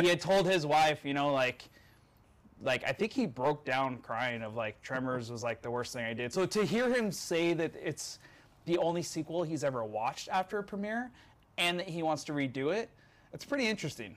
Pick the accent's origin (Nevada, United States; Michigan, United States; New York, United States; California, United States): Nevada, United States; Mesquite; moved away; I grew up in Mesquite, Nevada